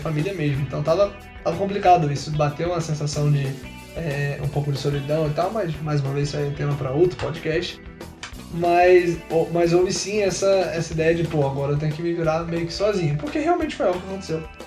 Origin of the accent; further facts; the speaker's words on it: Nilópolis, Rio de Janeiro, Brazil; Nilópolis, grande cidade da Baixada Fluminense, pra quem não sabe, é a cidade de onde sou.